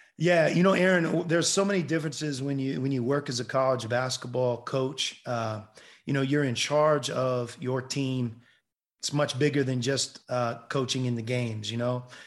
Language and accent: English; Pittsburgh, Pennsylvania, United States; I love the Steelers growing up in Pittsburgh